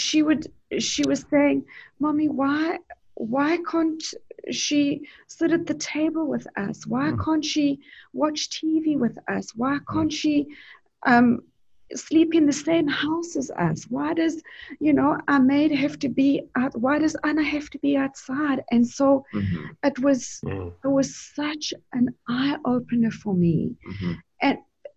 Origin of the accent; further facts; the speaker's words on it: South Africa; moved away as an adult; now in Canada; I was born and raised in South Africa, and so I grew up throughout the era of apartheid back in South Africa.